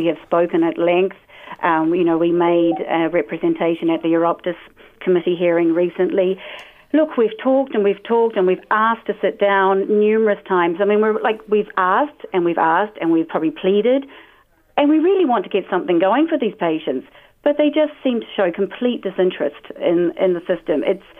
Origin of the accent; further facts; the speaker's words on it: New Zealand; I am the Kiwi.